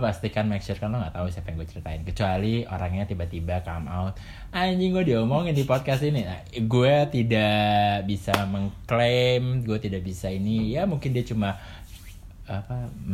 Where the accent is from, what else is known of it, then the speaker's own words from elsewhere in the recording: Jakarta, Indonesia; gue besar dan tinggal di Jakarta walaupun pernah di luar kota